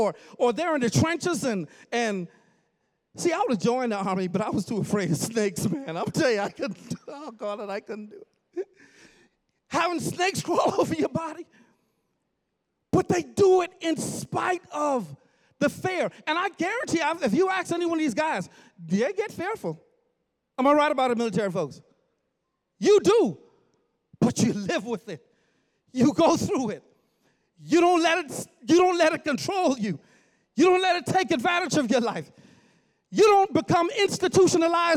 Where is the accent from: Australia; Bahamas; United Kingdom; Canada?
Bahamas; now in Kingsland, United States; I grew up in the Bahamas all my life